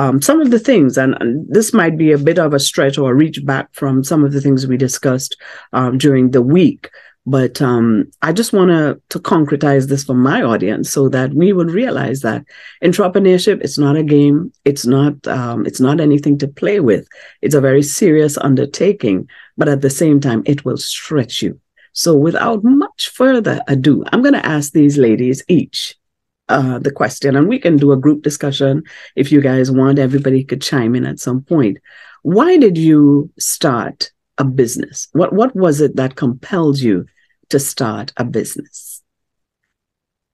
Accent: Trinidad & Tobago; my home country of Trinidad and Tobago

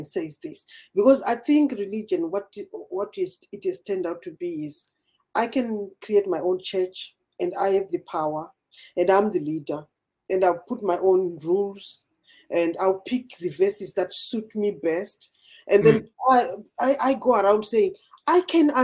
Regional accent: Zimbabwe; moved away as an adult; also born or lived in Britain; now in United Kingdom; I'm from Zimbabwe.

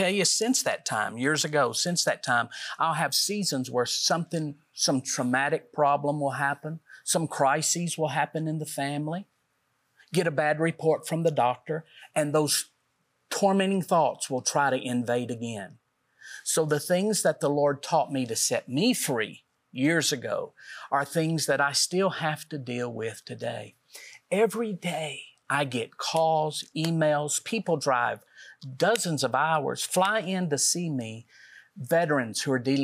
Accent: Middle Tennessee, United States; we're from Middle Tennessee

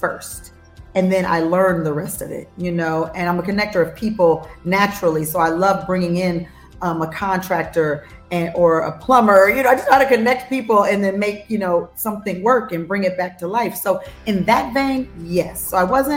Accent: Los Angeles, California, United States; moved away as an adult; now in Nashville, United States; I'm born and raised in Los Angeles, California. I'm an LA girl all day, every day

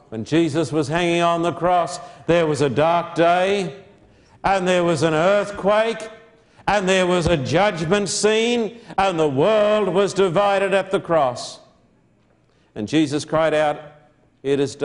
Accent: Australia; I'm an Australian.

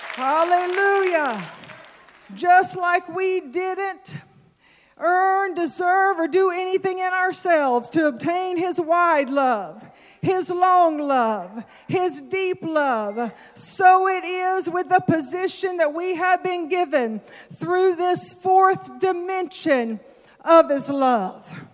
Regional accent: the South, United States; I'm from the South

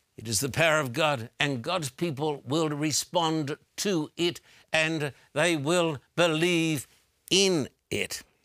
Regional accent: Brisbane, Queensland, Australia; when I was a teenager growing up in Brisbane, Australia

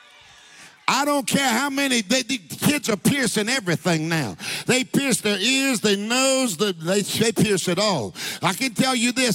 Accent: United States; I'm an American.

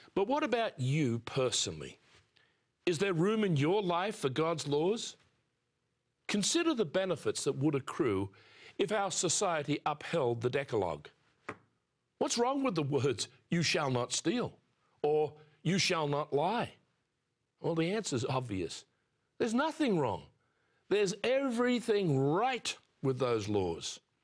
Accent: near Sydney, New South Wales, Australia; I was born near Sydney, Australia, soon after the Second World War.

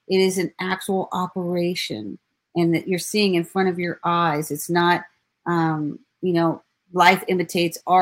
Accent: Ives Estates, Florida, United States; I was raised in Ives Estate. So I lived 13 minutes from the Walsh family. My grandmother lived in Hollywood

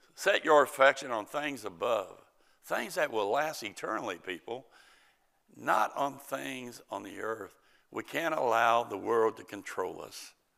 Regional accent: United States; As an American, tolerance, but as a Christian

